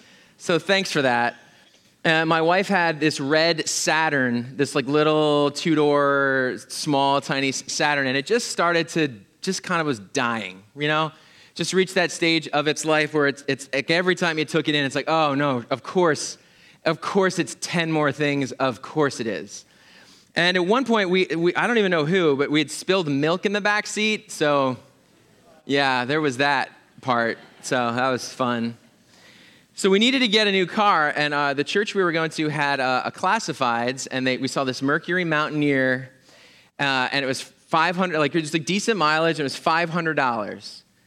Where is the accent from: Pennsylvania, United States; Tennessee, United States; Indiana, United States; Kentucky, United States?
Pennsylvania, United States; moved away; I'm from Pennsylvania